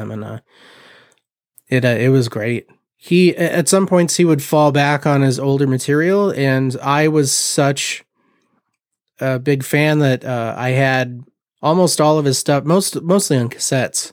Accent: Mishawaka, Indiana, United States; also born or lived in Portland; I am originally from Mishawaka, born and raised

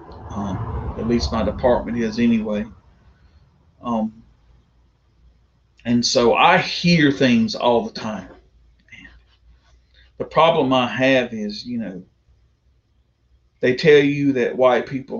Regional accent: the South, United States; I'm a proud Southerner. I was born and raised in the South.

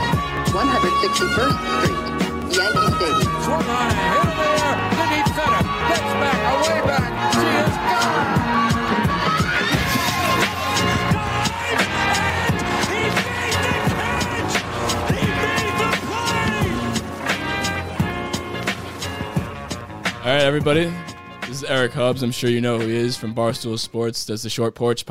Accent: Westchester, New York, United States; I'm from New York, Westchester, New York

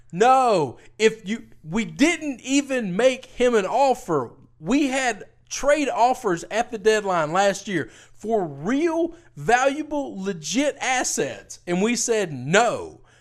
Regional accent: Memphis, Tennessee, United States; my hometown

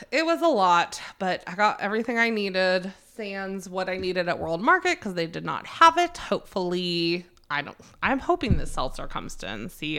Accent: North Carolina, United States; also born or lived in Maryland; I was born in Maryland. I have spent my entire adult life, starting from, like, eleven year old, eleven years old to now in North Carolina.

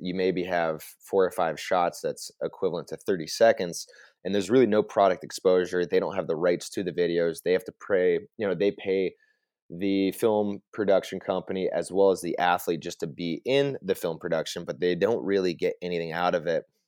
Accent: Vail, Colorado, United States; moved away as an adult; now in Whitefish, United States; born and raised in Vail, Colorado

